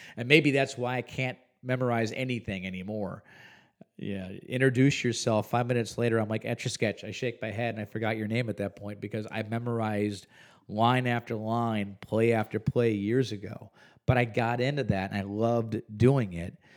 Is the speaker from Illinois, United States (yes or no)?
yes; Huntley, Illinois, United States; now in Visalia, United States; two or three hours outside of Chicago, well beyond even what you would consider the suburbs of Chicago. In McHenry County, in the village of Huntley